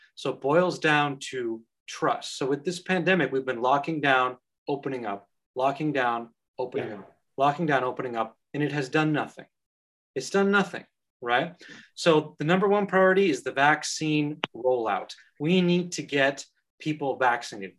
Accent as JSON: {"language": "English", "country": "Canada", "moved": "yes", "lives_now": "Ireland", "said": "as a Canadian citizen"}